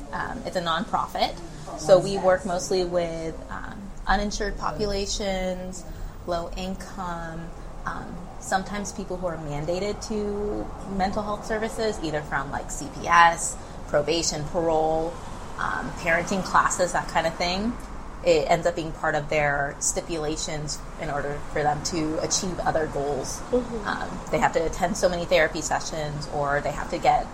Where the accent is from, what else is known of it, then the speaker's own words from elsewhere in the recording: Pearland, Texas, United States; also born or lived in Panama City, Panama; I was born there, but I grew up in Pearland, Texas